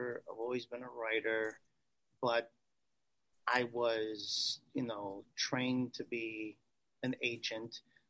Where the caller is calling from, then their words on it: Chicago, Illinois, United States; I'm actually calling from the States. Chicago, Illinois, is where I'm presently at right at this moment.